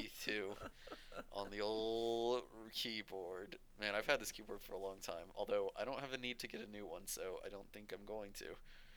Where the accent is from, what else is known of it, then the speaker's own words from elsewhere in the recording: Portsmouth, Virginia, United States; I was born in Norfolk, well, technically Portsmouth